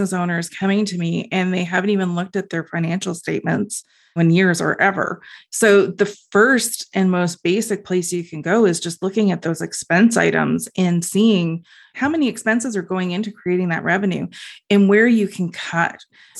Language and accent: English; Ontario, Canada; Being Canadian, and well, being specifically in Ontario too